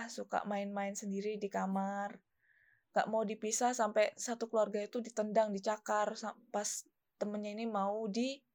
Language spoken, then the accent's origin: Indonesian; Malang, East Java, Indonesia; Aku dari Malang.